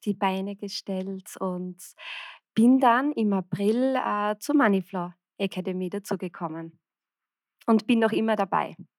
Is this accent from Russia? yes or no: no; Austria; ich komme aus Österreich